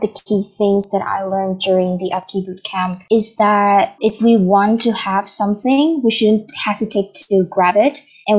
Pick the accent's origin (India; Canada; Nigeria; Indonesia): Indonesia; I'm from Indonesia and I am 20 years old.